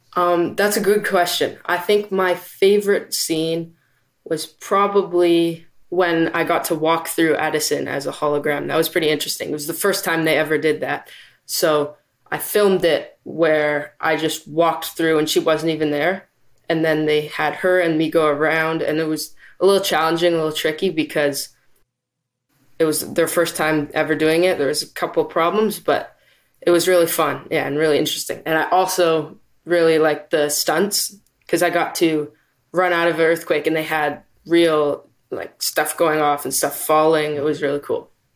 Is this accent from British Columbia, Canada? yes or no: yes; Vancouver, British Columbia, Canada; I am from Vancouver, B C